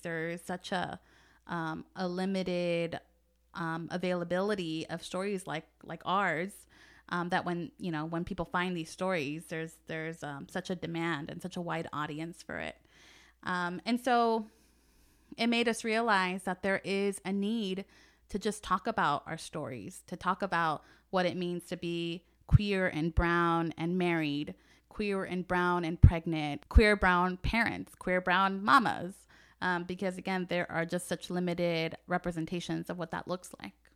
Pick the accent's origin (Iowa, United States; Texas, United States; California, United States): California, United States; Bay Area; I was born in the Bay Area.